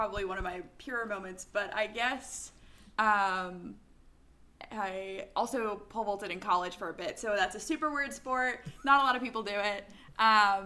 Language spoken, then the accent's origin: English; Connecticut, United States; I grew up in Connecticut